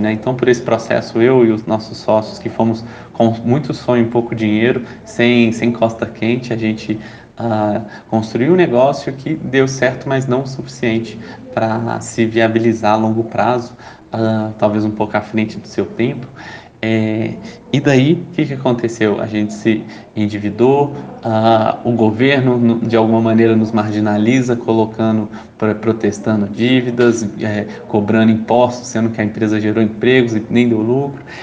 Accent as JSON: {"language": "Portuguese", "town": "Belo Horizonte", "region": "Minas Gerais", "country": "Brazil", "tie": "born or raised there", "moved": "yes", "lives_now": "São Paulo, Brazil", "said": "Eu nasci em Belo Horizonte, uh, mas a gravidade de São Paulo me puxou"}